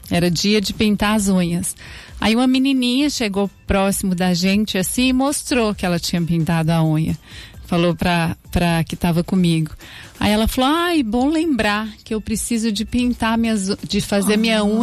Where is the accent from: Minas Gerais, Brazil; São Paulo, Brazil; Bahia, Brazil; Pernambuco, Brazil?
Minas Gerais, Brazil; now in Araraquara, Brazil; Mineira, sou mineira, mas adotei Araraquara